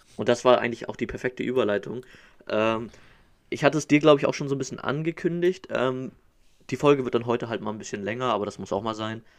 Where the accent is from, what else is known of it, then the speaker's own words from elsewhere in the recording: Northern Germany, Germany; als Norddeutscher